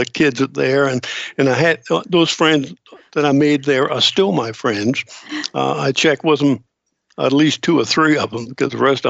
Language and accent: English; Charleston, South Carolina, United States; Well, I'm from here. I was born in Charleston, raised in Charleston for the first 10, 11 years of my life. I was raised by the old museum on Halsey Street and back in the medical complex area.